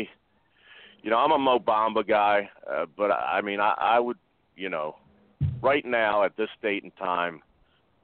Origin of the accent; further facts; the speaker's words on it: Philadelphia, Pennsylvania, United States; I'm from Philadelphia